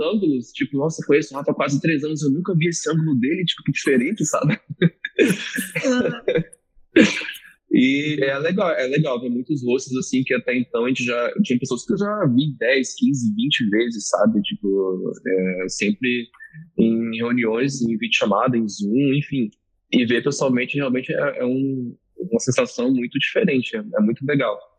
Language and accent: Portuguese; Rio de Janeiro, Brazil; moved away as an adult; also born or lived in Northeast Brazil; now in Rio Grande do Sul, Brazil; sou nordestino, cresci no Rio de Janeiro e hoje moro no Rio Grande do do Sul há quase 15 anos, então são uma mistura de sotaques